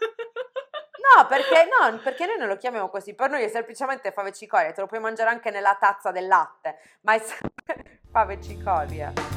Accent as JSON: {"language": "Italian", "town": "Conversano", "region": "Apulia", "country": "Italy", "tie": "born or raised there", "said": "del mio paese di Conversano"}